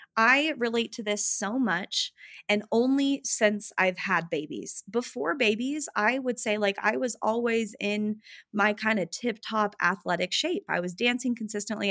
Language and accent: English; Utah, United States; also born or lived in West Hollywood, California; I grew up in Utah and all of my family is here